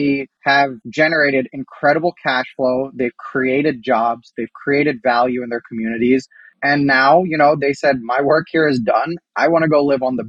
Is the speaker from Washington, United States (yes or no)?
no; Columbus, Ohio, United States; now in New York, United States; we're all from Columbus, Ohio. We're all Ohio State alumni. We grew up with Donatos.